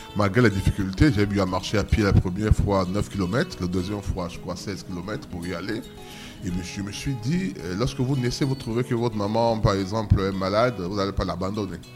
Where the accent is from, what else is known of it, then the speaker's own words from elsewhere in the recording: Douala, Littoral, Cameroon; also born or lived in Sanaga-Maritime; je suis né à Douala